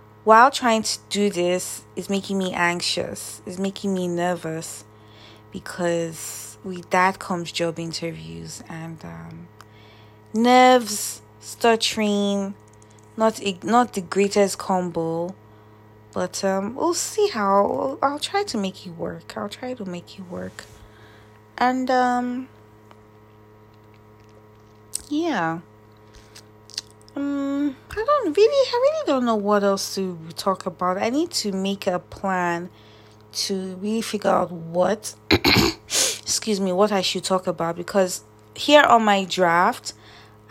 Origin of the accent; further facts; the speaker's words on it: Nigeria; moved away; Nigeria, which is my home country